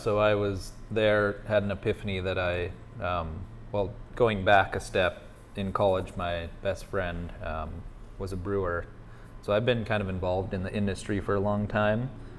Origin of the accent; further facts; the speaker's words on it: Missoula, Montana, United States; moved away as an adult; also born or lived in Illinois / Oregon / Taiwan; I was born in Illinois, but grew up in Montana in a little place called Missoula.